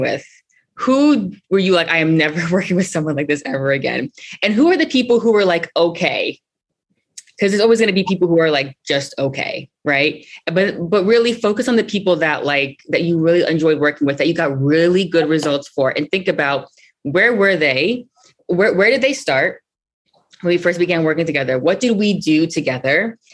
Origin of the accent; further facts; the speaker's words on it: New York City, New York, United States; I was born and raised in Brooklyn